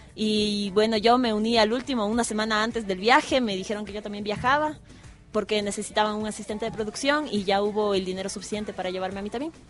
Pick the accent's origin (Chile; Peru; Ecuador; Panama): Ecuador; todos somos ecuatorianos